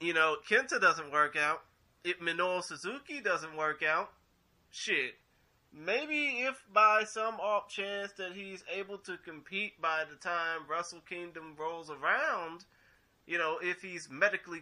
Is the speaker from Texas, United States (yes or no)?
yes; Texas, United States; I'm from Texas